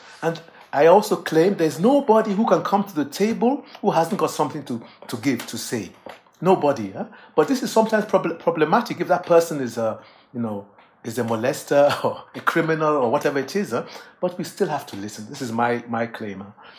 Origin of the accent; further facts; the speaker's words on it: England, United Kingdom; born there; at the time I was born in England, were students from the colony Nigeria